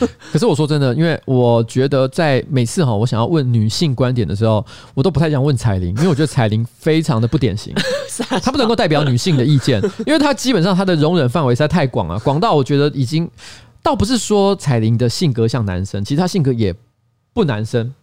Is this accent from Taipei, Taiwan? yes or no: yes; Taipei, Taiwan; 作为一个台北人，我真的不太了解